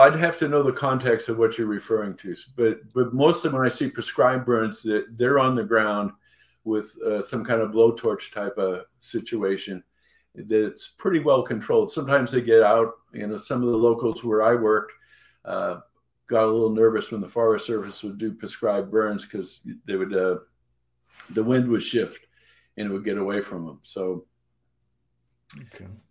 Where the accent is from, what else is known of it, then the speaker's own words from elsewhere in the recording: New England, United States; I grew up in New England